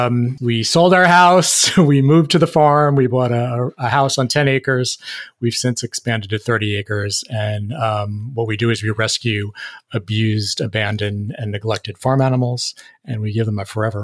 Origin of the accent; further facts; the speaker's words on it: New York City, New York, United States; moved away; also born or lived in Fort Myers; We were living in the city of Fort Myers. I'm actually from New York City, so talk about a big switch.